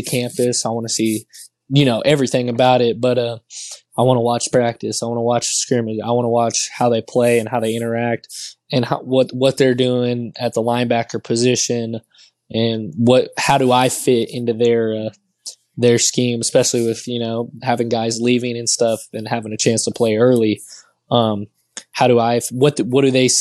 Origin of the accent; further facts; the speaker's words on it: Texas, United States; I'm from Texas